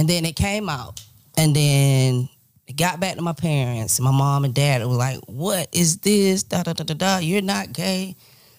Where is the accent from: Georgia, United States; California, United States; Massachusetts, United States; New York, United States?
Georgia, United States; South; I'm from Georgia, South Georgia.